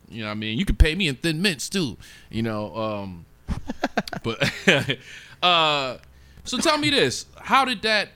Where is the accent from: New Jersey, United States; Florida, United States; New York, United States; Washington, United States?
New York, United States; Buffalo; moved away; I'm from Buffalo, New York